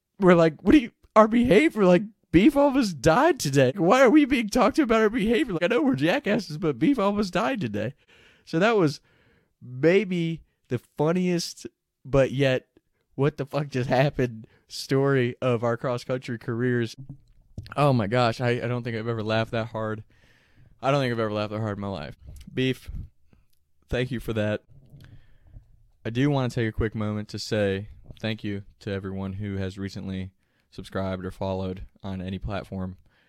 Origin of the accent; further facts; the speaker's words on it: Kentucky, United States; we're from Kentucky, so it's really hilly area.